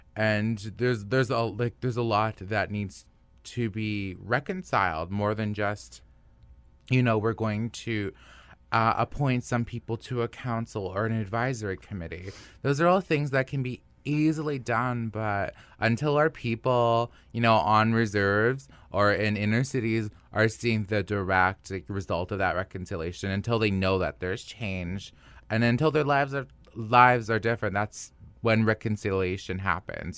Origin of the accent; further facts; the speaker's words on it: Nisichawayasihk Cree Nation, Manitoba, Canada; now in Winnipeg, Canada; I was growing up in the Nishichi-Waititi Korean Nation